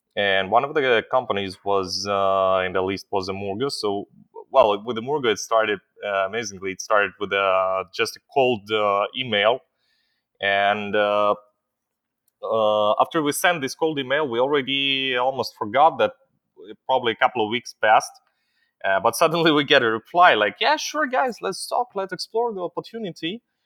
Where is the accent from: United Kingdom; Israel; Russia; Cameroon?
Israel; also born or lived in Ukraine; I'm an Israeli, but I was not born, uh, in Israel. I was born in Ukraine, is still in the times of the Soviet Union, and my parents brought me when I was a little kid, uh, to Israel